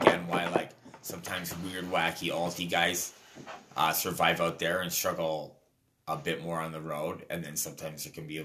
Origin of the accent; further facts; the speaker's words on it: London, United Kingdom; Like London, you know, like mid-sized working class cities